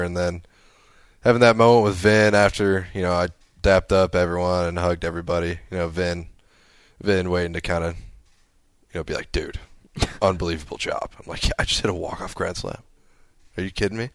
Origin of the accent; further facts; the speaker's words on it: near Chicago, Illinois, United States; moved away as an adult; also born or lived in Arizona / Omaha; my hometown by Chicago